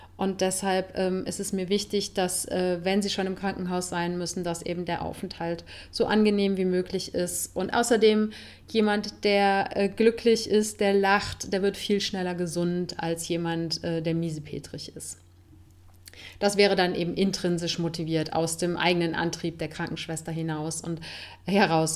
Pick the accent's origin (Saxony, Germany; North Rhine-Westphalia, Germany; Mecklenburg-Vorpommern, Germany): North Rhine-Westphalia, Germany; Cologne; moved away as an adult; now in Spain; in meine Heimatstadt